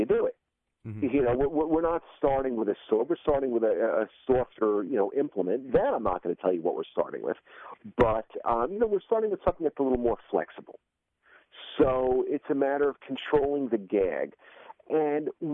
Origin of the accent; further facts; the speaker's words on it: New York City, New York, United States; I grew up in Coney Island